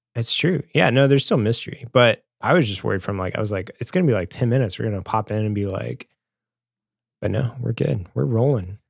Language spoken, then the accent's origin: English; Springfield, Missouri, United States; growing up in Springfield, Missouri, and being in high school